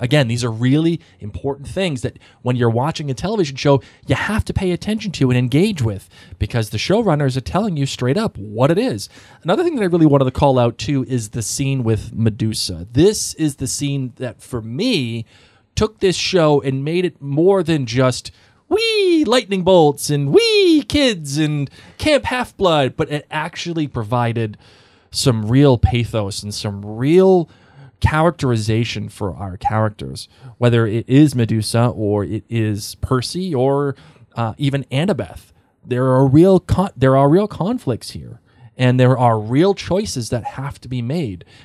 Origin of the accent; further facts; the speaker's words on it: Boston, Massachusetts, United States; I'm from Boston